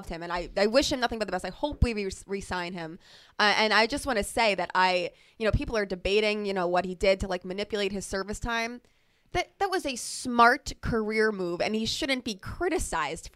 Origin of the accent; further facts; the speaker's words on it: Long Island, New York, United States; I'm from Long Island